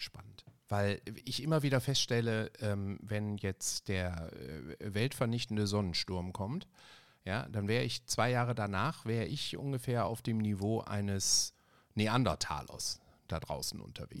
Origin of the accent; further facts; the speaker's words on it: Ruhr area, North Rhine-Westphalia, Germany; ich komme aus dem Ruhrgebiet